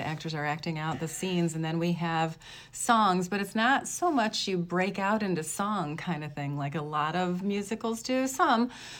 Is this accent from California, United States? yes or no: no; Kankakee, Illinois, United States; my hometown theater of the Meadowview in Kankakee, Illinois